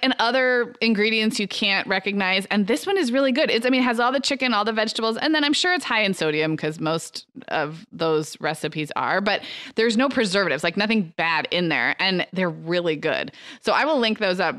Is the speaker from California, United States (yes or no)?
yes; Santa Barbara, California, United States; Santa Barbara, my hometown